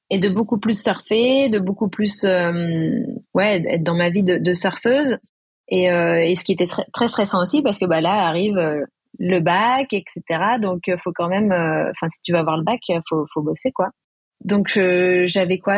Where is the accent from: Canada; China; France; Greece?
France; Réunion; also born or lived in Bayonne; Quand on vient de la Réunion, en fait, on est loin un peu de tout et dans le milieu du surf aussi.